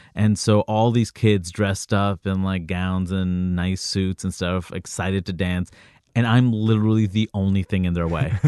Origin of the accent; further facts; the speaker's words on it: New York City, New York, United States; also born or lived in Jackson Heights / Floral Park / Jamaica, Queens; I grew up, uh, throughout Queens. I grew up in Jackson